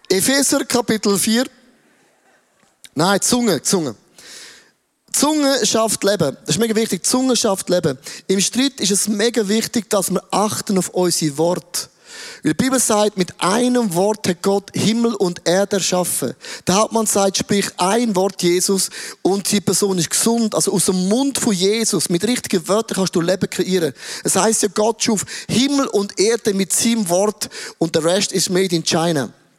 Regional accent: Switzerland; ich bin ein Schweizer

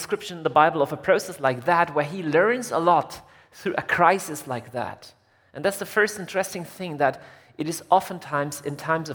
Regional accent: Germany; I'm from Germany.

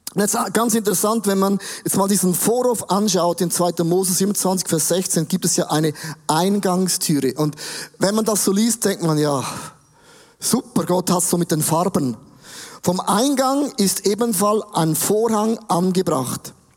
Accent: Switzerland; Wir sind auch Schweizer

